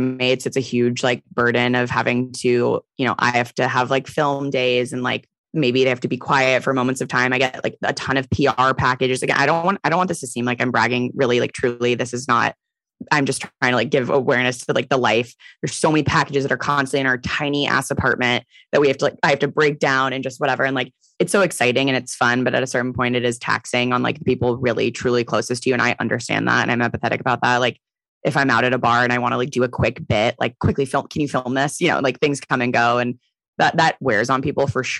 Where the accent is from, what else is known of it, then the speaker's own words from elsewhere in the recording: San Francisco, California, United States; I'm from San Francisco, so I have a ton of friends here